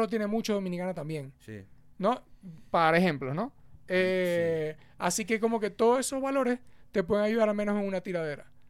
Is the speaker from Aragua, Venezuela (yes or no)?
no; Maracucho, Zulia, Venezuela; como venezolanos en general, aunque uno sea maracucho.